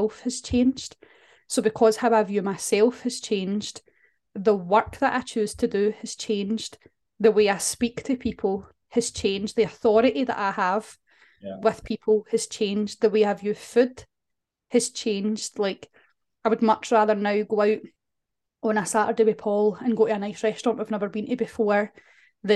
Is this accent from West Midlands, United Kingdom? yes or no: no; Scotland, United Kingdom; we're Scottish